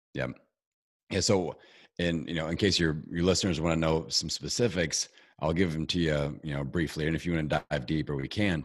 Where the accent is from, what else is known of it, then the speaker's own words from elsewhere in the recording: Indiana, United States; I'm from Indiana, you know, we're low elevation